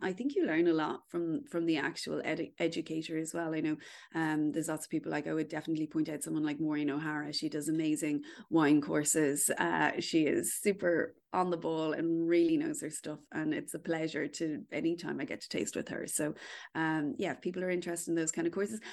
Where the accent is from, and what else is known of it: Kildare, County Kildare, Ireland; born or raised there